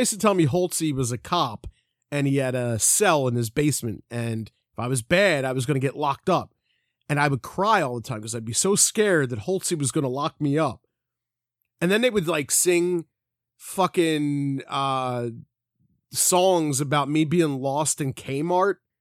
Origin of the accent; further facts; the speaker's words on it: Philadelphia, Pennsylvania, United States; we're, we're from Philly.